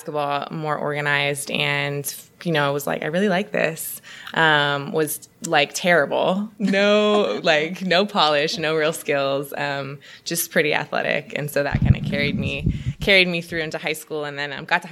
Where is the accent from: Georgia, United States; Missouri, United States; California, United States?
California, United States; Oakland; born and raised in Oakland, California, town business